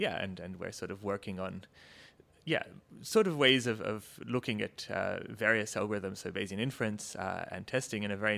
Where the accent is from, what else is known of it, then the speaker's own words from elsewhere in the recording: Australia; also born or lived in Canberra, Australia / Cambridge, United Kingdom; I'm actually, my accent notwithstanding, Australian originally. So I did my undergrad in physics and in engineering at the Australian National University in Canberra.